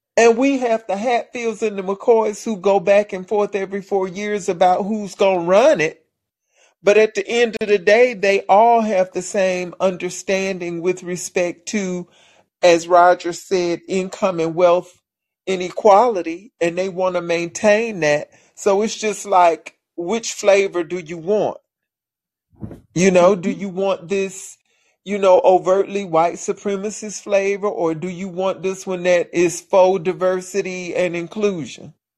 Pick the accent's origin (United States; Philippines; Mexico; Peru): United States; Alabama; I'm from Alabama